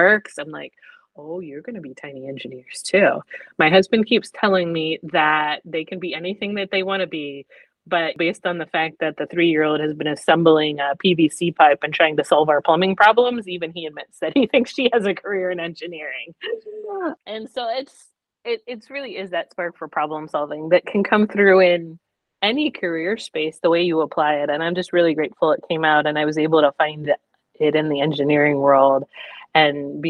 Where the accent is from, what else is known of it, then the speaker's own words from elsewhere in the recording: Pennsylvania, United States; now in Rome, United States; I'm originally from Pennsylvania. So the Pennsylvania Junior Academy of Science, I was going to these competitions